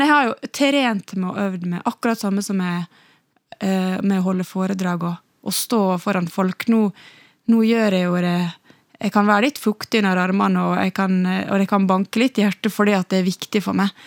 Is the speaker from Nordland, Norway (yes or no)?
no; Ålesund, Møre og Romsdal, Norway; accent: Ålesund dialect; jeg har beholdt Ålesundsdialekten eh, min så bra.